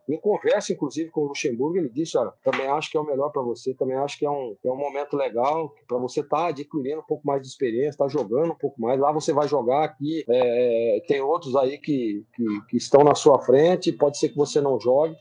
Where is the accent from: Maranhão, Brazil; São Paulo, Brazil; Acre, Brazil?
São Paulo, Brazil; Americana; lá na cidade americana, de onde eu sou nascido e criado